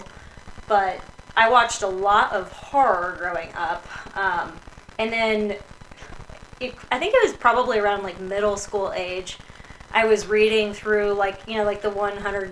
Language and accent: English; Colorado, United States; now in Illinois, United States; I am from Colorado originally, but currently live out in the Midwest in Illinois